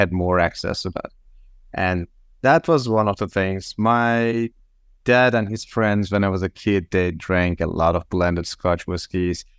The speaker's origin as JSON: {"language": "English", "country": "Turkey", "also_born_or_lived": "San Francisco, United States", "moved": "as an adult", "lives_now": "Los Angeles, United States", "said": "I'm from Turkey. I moved to the States a little bit more than six years ago."}